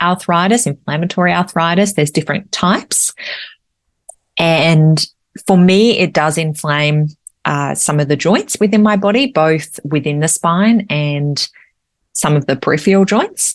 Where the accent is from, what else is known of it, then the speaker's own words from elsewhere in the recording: Australia; I'm an Australian mother and wife